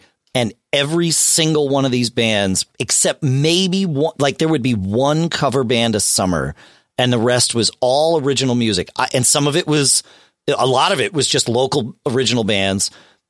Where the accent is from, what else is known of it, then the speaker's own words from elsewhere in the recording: Southern Connecticut, United States; when I was growing up in Southern Connecticut